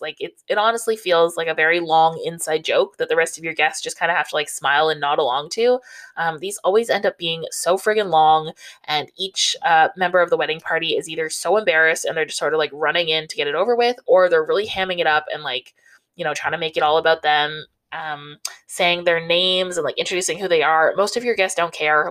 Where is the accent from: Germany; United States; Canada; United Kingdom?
Canada; Southern Ontario; I grew up in Southern Ontario